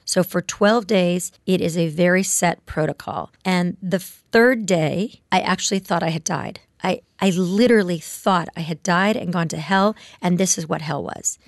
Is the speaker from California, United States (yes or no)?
yes; Palos Verdes, California, United States; also born or lived in Ohio; I grew up in Palos Verdes, which is a suburb of Los Angeles.